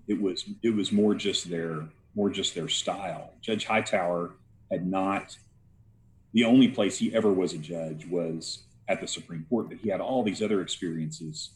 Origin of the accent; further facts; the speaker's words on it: Garland, Texas, United States; also born or lived in Dallas; I was born in Dallas and I grew up in Garland, a suburb of, of Dallas, uh, and lived there um, right up until I left for college.